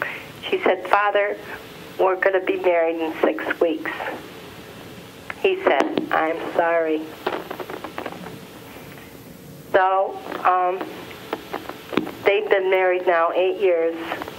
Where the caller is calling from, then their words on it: Dearborn, Michigan, United States; from Dearborn.